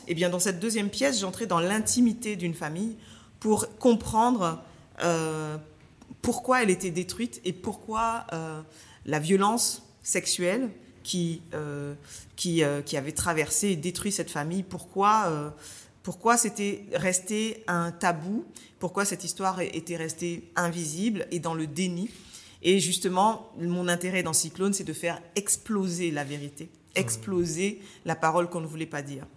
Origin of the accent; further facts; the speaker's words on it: Paris suburbs, Île-de-France, France; also born or lived in Martinique; j'étais une jeune martiniquaise qui a grandi en banlieue parisienne